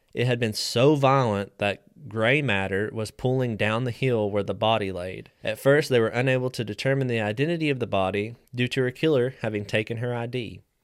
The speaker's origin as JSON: {"language": "English", "region": "West Virginia", "country": "United States", "moved": "as an adult", "lives_now": "Tennessee, United States", "said": "I'm a West Virginia transplant. I've only been here about ten years"}